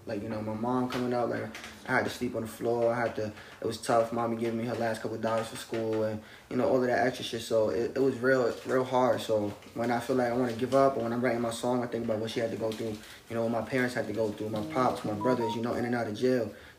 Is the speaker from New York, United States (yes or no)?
yes; Yonkers, New York, United States; Nah, it's tough. The biggest thing in Yonkers, nobody like to show love.